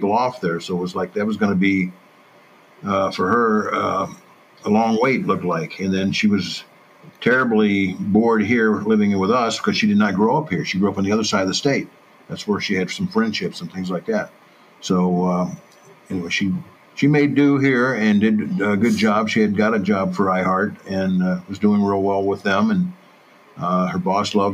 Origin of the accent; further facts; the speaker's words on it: Mount Vernon, Illinois, United States; moved away; My hometown, Mount Vernon, Illinois, it's like the same size as when I was there